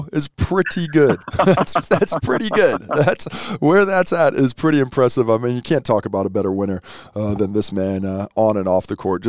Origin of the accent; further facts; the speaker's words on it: New Zealand; Hold up, man. I'm a Kiwi, mate. Don't talk to me. I've got my passport, homie. Let me into your basket of foreigner. I've chosen to be here. I am Kiwi through and through, mate.